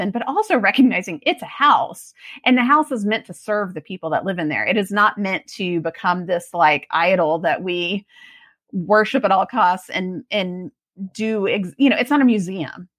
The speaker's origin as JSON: {"language": "English", "town": "Austin", "region": "Texas", "country": "United States", "tie": "born or raised there", "also_born_or_lived": "Oregon", "lives_now": "Georgetown, United States", "said": "I grew up in Austin"}